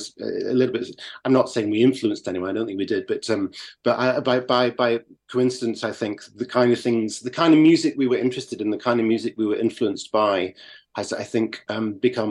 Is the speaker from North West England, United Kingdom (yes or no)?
yes; Carlisle, North West England, United Kingdom; when I was growing up in Carlisle in the north of England